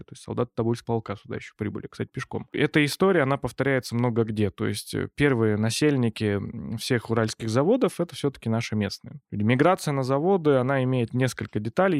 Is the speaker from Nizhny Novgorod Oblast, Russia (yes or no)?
no; Pervouralsk, Sverdlovsk Oblast, Russia; сам я происхожу из Первоуральска, и моя мама, она как раз тоже из Первоуральска